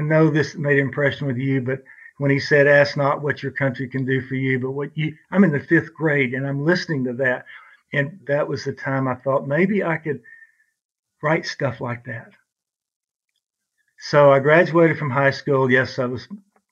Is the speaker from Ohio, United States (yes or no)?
no; Brownwood, Texas, United States; we grew up in Brownwood, Texas